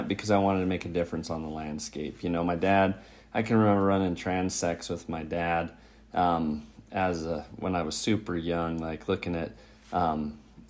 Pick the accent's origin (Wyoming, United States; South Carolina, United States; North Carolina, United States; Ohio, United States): Wyoming, United States; Bighorn Basin; now in Missoula, United States; I was born and raised in Wyoming. I grew up south of Billings, in the Bighorn Basin of Wyoming